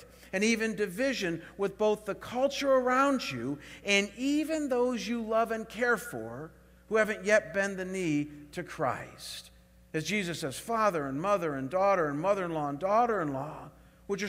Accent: Chagrin Falls, Ohio, United States; moved away; I was back home in my hometown of Chagrin Falls, Ohio, spending the summer with my parents.

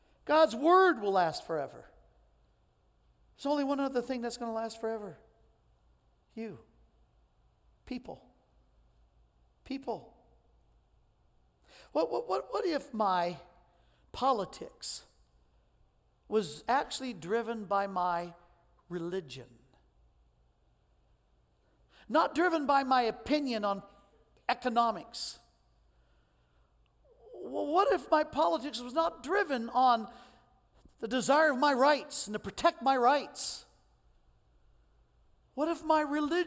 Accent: United States

